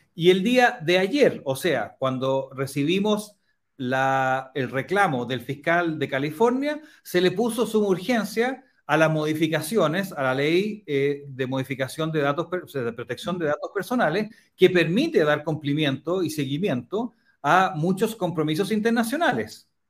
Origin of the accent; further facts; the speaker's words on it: Chile; Somos los únicos latinoamericanos